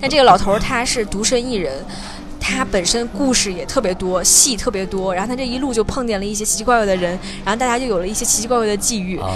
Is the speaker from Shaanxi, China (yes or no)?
no; Hebei, China; now in Beijing, China; 我是河北，我是河北人